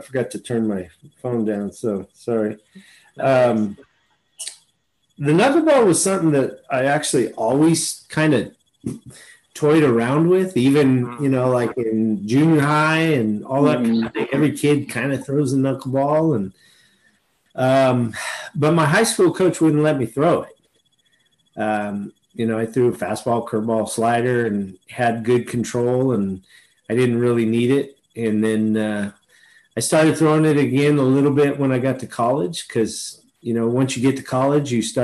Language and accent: English; Fresno, California, United States; I'm from Fresno. Oh, I grew up, in the Fresno High area, and went to Washington Union High School